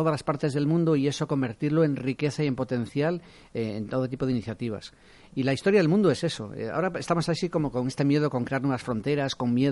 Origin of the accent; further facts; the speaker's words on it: Galicia, Spain; yo soy gallego